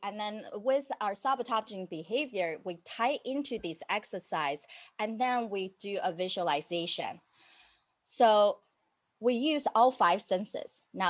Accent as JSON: {"language": "English", "country": "United States", "said": "But I'm also an American rebel and having that freedom to say no to things."}